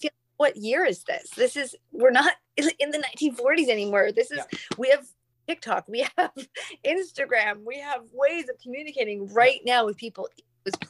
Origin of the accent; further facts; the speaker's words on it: Canada; growing up, it's funny because we're Canadian